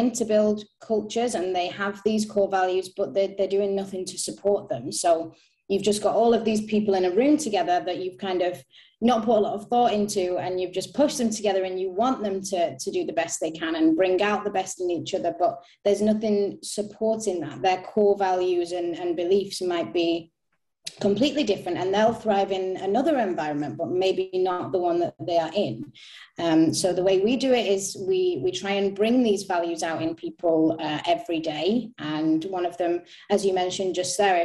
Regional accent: Manchester, North West England, United Kingdom; moved away as an adult; now in Stockholm, Sweden; I'm from Manchester. I moved to Stockholm in September last year

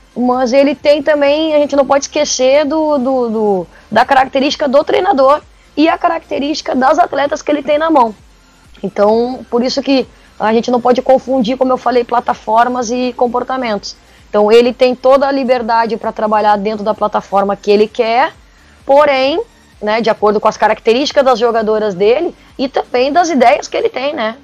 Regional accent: Porto Alegre, Rio Grande do Sul, Brazil; eu sou de Porto Alegre, sou do sul do Brasil, e sempre tive todas as experiências aqui no Sul.

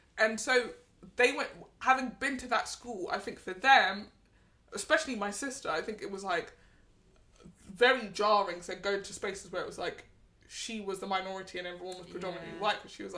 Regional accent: London, United Kingdom; that's that thing about growing up in London.

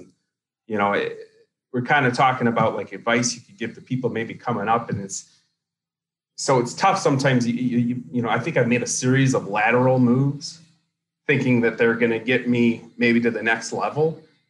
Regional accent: Winterset, Iowa, United States; born there; So I was born in Iowa in a very small town, the same town that John Wayne was actually born in, Winterset, Iowa. So that's the only claim to fame as far as that town. I didn't live there long.

